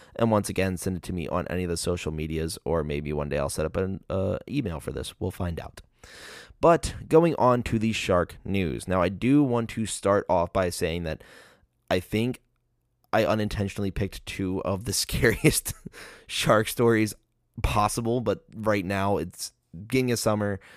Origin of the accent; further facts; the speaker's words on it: Maryland, United States; my home state